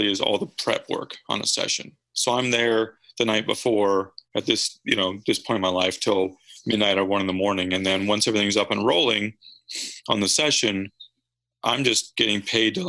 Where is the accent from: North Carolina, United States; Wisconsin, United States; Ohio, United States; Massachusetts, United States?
Wisconsin, United States; moved away as an adult; now in Nashville, United States; growing up in Wisconsin, milking cows